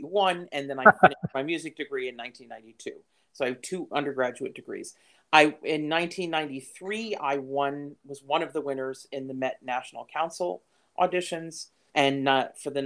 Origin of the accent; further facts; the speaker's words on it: Monticello, New York, United States; I grew up in Monticello, New York, going to through their school